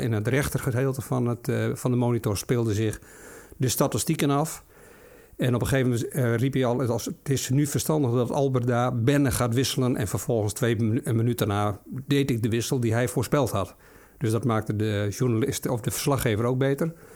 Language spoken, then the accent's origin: Dutch; Friesland, Netherlands; Ik kom uit Friesland